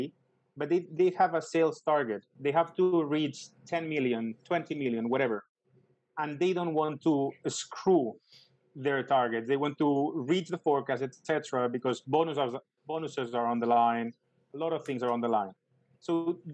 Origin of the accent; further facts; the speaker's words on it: Barcelona, Catalonia, Spain; I'm from Barcelona